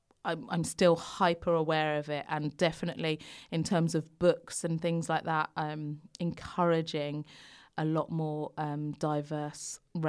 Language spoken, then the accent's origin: English; London, United Kingdom; I grew up in London, but it was predominantly white area then.